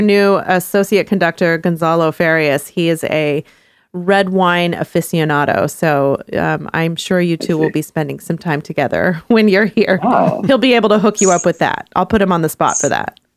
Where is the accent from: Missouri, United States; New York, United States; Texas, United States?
Texas, United States; I grew up in Texas in the 90s.